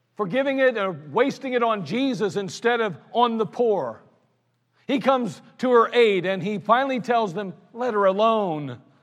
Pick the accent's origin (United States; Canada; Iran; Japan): United States; I'm glad I'm an American. I'm glad I live in the United States of America